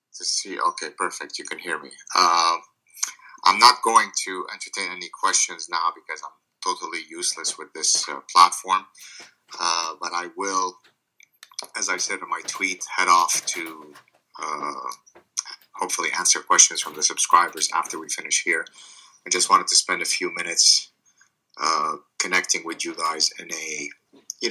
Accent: Lebanon; first language Arabic; English is a second language; moved away; I'm Lebanese Jewish. I didn't have a good childhood growing up in Lebanon

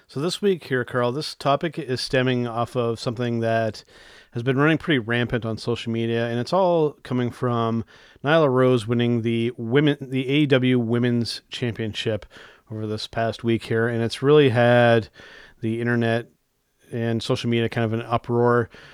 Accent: Canada; I'm a Canadian wrestling fan

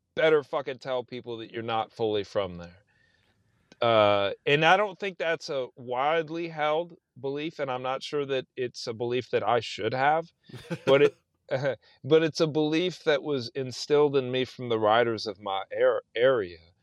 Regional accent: South Texas, United States; moved away as an adult; also born or lived in Austin, Texas; now in Indiana, United States; I'm from South Texas

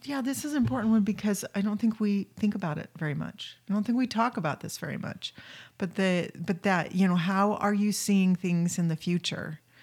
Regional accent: St. Louis, Missouri, United States; moved away; also born or lived in California / Wyoming / Utah / New Jersey; I was raised in Saint Louis, but then I've lived most, you know, in California, Wyoming, Utah

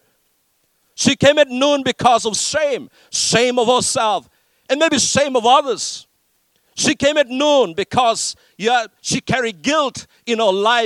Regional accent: Fiji; I grew up in Fiji

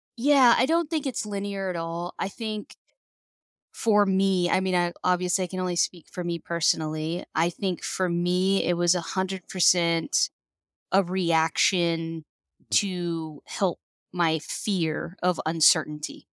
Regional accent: a reservation in California, United States; I grew up, I'm Native American, and I grew up on a reservation in California.

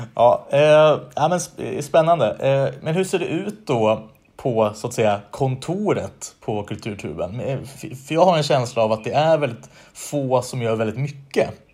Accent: Västerås, Västmanland, Sweden; moved away; Jag är från Västerås från början

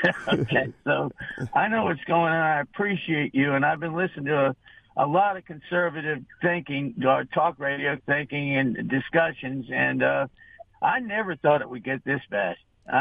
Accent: Connecticut, United States; I was raised in Connecticut around some very highly educated black people

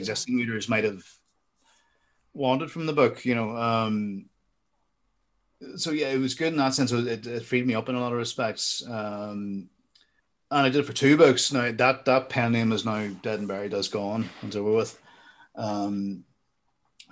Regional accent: Armagh, Northern Ireland, United Kingdom; I went to the Royal School in Armagh

